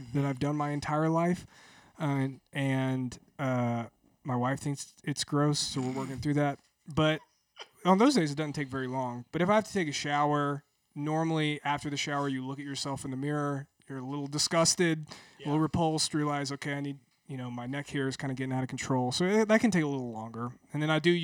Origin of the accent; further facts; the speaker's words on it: Georgia, United States; I grew up in Georgia as an Auburn fan